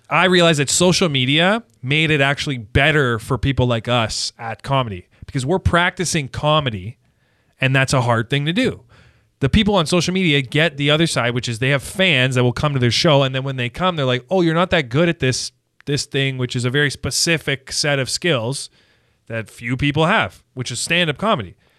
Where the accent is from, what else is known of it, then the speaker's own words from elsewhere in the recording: Canada; as a Canadian